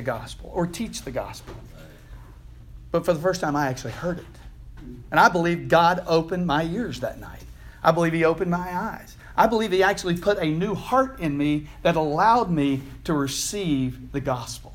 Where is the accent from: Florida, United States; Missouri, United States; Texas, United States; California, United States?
Texas, United States; Houston; I'm from Houston.